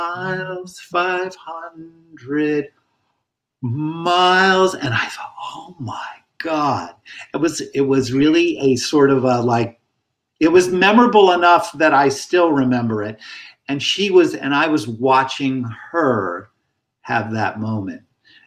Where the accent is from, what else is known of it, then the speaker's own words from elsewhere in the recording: Hawaii, United States; damn it, you know, I'm from Hawaii. I should be able to play this instrument.